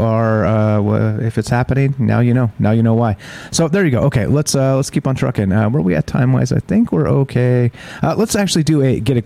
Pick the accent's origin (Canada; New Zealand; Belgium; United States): United States; California; moved away; I grew up in California